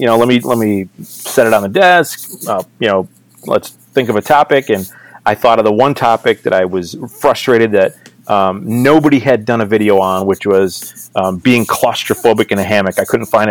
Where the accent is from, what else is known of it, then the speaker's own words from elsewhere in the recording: Wisconsin, United States; Born and raised in Wisconsin